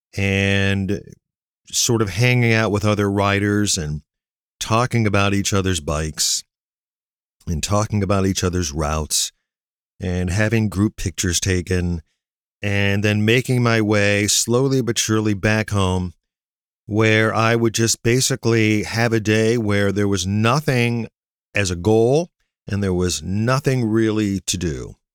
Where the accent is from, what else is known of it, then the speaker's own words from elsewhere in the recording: near Navarre, Northeast Ohio, United States; near my hometown